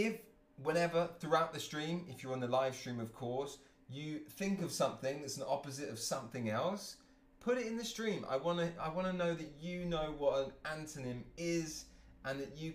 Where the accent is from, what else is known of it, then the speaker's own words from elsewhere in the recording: Cambridge, East of England, United Kingdom; I'm from Cambridge, England